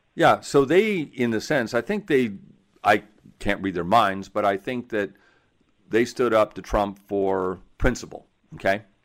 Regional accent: Seattle, Washington, United States; I'm from Seattle

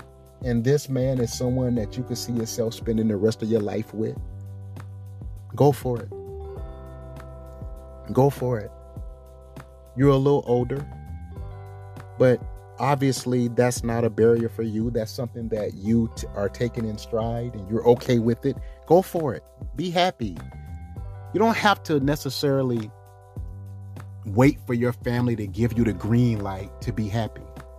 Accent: the South, United States; I understand it. I get it. I come from the South.

